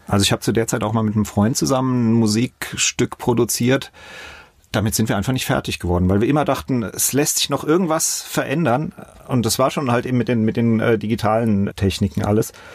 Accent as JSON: {"language": "German", "town": "Mainz", "region": "Rhineland-Palatinate", "country": "Germany", "tie": "born or raised there", "said": "Auch aufgewachsen, zuerst in Bretzenheim im Südring die ersten sechs, sieben Jahre und dann äh, sind wir nach Finden gezogen"}